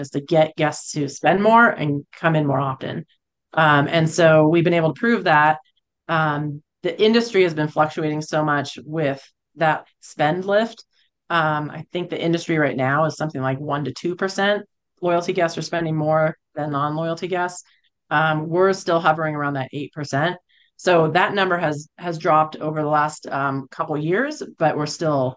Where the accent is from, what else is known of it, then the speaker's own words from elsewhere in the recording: California, United States; moved away as an adult; also born or lived in Boulder, Colorado; now in Colorado, United States; I grew up in California